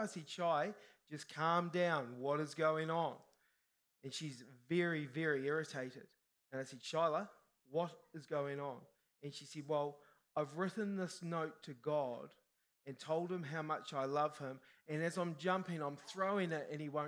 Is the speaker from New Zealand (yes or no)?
yes; New Zealand; I'm a Kiwi, Kiwis are humble